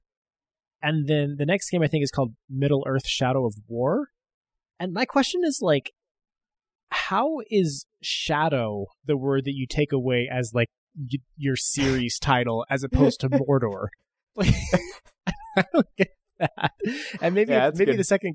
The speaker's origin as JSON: {"language": "English", "country": "United States", "said": "Being an American"}